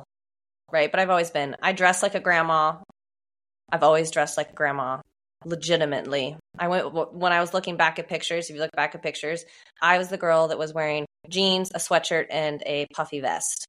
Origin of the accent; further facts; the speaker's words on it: Oregon, United States; I'm also from Oregon